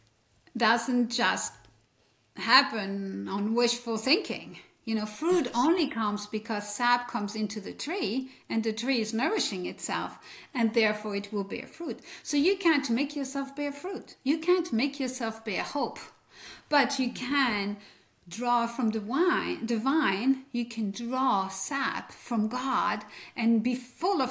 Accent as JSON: {"language": "English", "area": "French-speaking Belgium", "region": "Wallonia", "country": "Belgium", "tie": "born or raised there", "accent": "French", "first_language": "French", "second_language": "English", "moved": "yes", "lives_now": "Leesburg, United States", "said": "I came from the French speaking part of Belgium, and that's what you hear is French in my accent"}